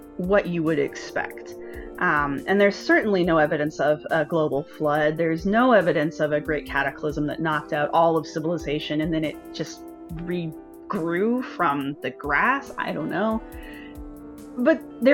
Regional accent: United States; also born or lived in Philadelphia; as an American

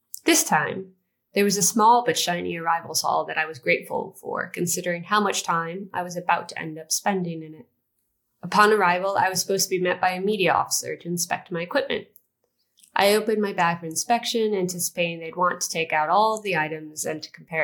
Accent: United States; I grew up in the United States

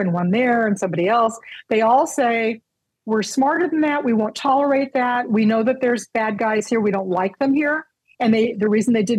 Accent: United States; moved away as an adult; now in Canada; what we have at home

